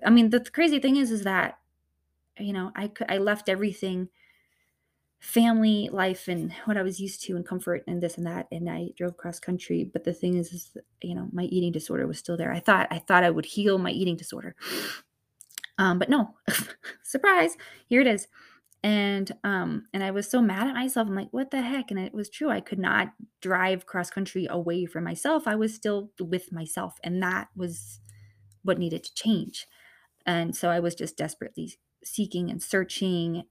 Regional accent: north of Boston, Massachusetts, United States; I'm from the East Coast. I'm from, um, an area north of Boston

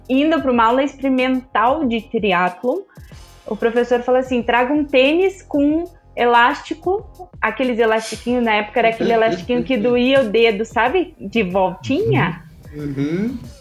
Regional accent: Curitiba, Paraná, Brazil; eu sou de Curitiba

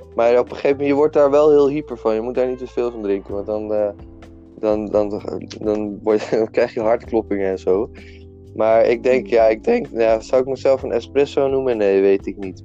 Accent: Almere, Flevoland, Netherlands; ik kom uit Almere. Ik ben een Almeerse jongen. En eh, ik ben 20 jaar. Ik ben bijna 21. En ik woon eigenlijk al mijn hele leven, zolang als ik herinnerde, eh, in Almere

